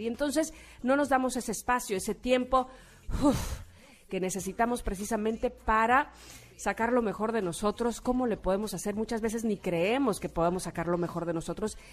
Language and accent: Spanish; Mexico; como mexicanos